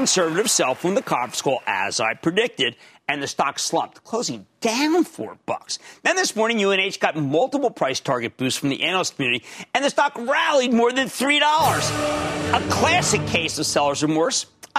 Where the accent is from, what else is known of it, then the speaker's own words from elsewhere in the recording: Pennsylvania, United States; I'm from the Commonwealth of Pennsylvania